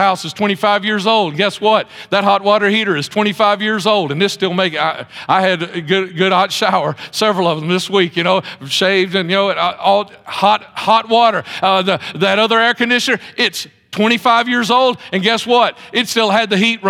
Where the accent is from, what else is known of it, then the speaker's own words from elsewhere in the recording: Mount Olive, United States; moved away as an adult; also born or lived in Texas; we moved to Mount Olive to be back. Jefferson County is our home. We moved back to Jefferson County